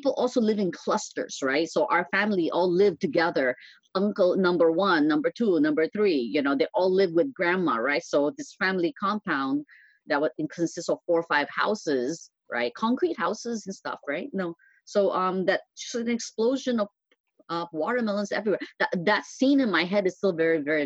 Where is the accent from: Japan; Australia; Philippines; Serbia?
Philippines; now in San Francisco, United States; I was born in the Philippines